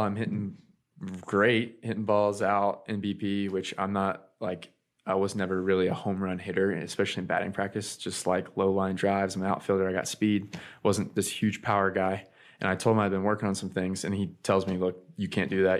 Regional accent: Ocala, Florida, United States; also born or lived in California; I grew up in Florida. I was born in Ocala, Florida

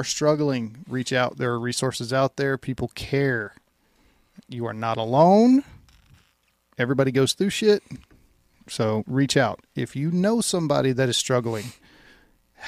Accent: Louisiana, United States; I grew up in Louisiana hunting

